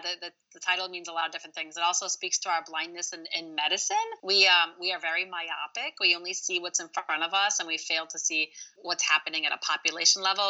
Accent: Royal Oak, Michigan, United States; first language Arabic; English is a second language; the place I grew up here in Michigan, Royal Oak

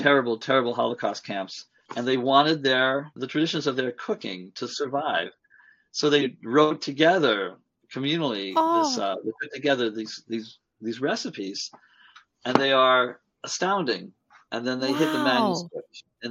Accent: Long Island, New York, United States; I grew up on Long Island and there was a large Jewish community there

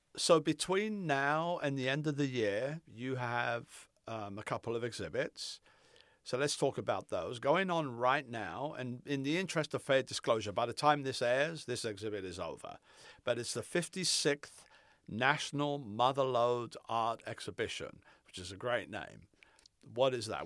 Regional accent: Palm Springs, California, United States; moved away; I'm from Palm Springs

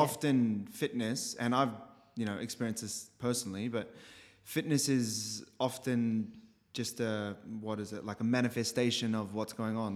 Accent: Christchurch, Canterbury, New Zealand; moved away as an adult; so I was born in Christchurch, New Zealand

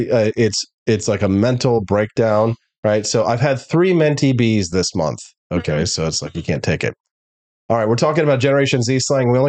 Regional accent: the South, United States; Okay, so uh, I'm from the South in the U.S., and I always pronounce it without the C.

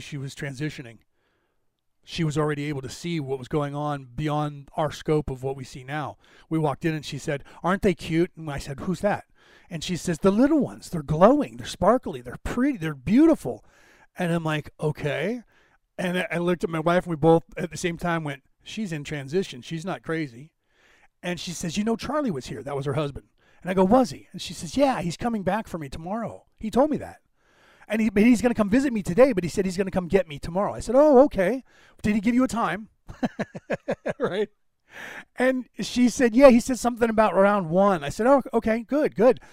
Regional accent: Ireland; I'm Irish

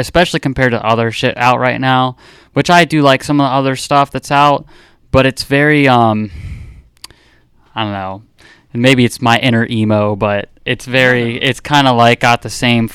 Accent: Wadsworth, Ohio, United States; I'm from Wadsworth, Ohio

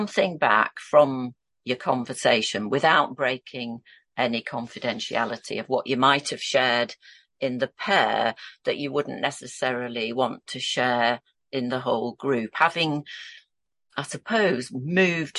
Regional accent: Yorkshire and the Humber, United Kingdom; So I was born and brought up in Yorkshire, and this is where I'm a Yorkshire lass

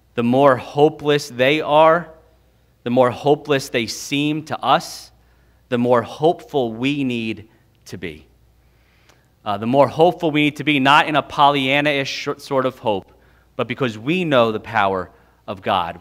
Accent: United States; we, as American evangelicals

